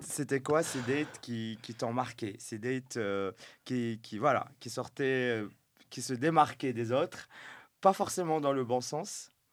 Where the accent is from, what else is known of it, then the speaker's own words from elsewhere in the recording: Settat, Casablanca-Settat, Morocco; now in Brussels, Belgium; j'ai grandi à Stat